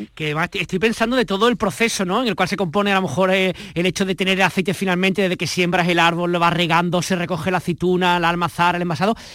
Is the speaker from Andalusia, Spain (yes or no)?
yes; Ronda, Andalusia, Spain; mi tierra, con el lugar que me vio nacer y crecer, que es Ronda